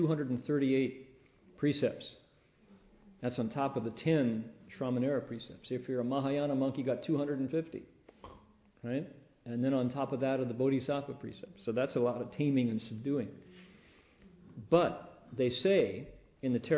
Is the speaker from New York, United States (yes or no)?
no; Toledo, Ohio, United States; moved away; also born or lived in California; I was in the part of Ohio that has a big, big lake connected to it, Lake Erie, Toledo